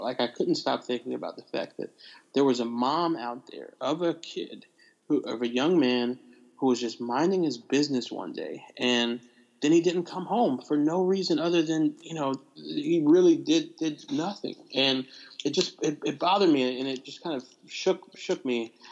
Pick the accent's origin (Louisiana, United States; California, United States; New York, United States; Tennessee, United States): Tennessee, United States; Nashville; also born or lived in Bar Harbor, Maine; grew up for the most part in Nashville, Tennessee